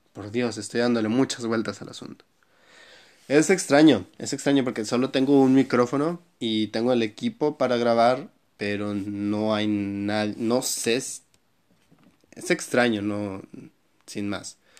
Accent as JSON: {"language": "Spanish", "country": "Mexico", "said": "soy mexicano"}